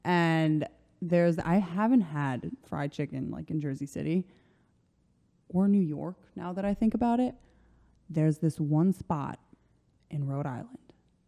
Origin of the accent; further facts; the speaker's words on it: Croatia; English is a second language; now in United States; Growing up in Croatia, every summer, this ice cream spot had banana split